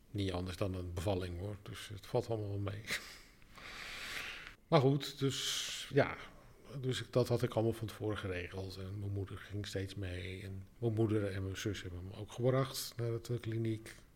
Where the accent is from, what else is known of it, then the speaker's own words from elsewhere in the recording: Alkmaar, North Holland, Netherlands; also born or lived in Amsterdam; now in Rotterdam, Netherlands; nee ik kom oorspronkelijk uit Alkmaar. En ik heb zelfs ook nog acht jaar in 020 gewoond, want daar heb ik gestudeerd. Ik woon nu eigenlijk, eh, denk ik, uh, eh, 13 jaar in Rotterdam.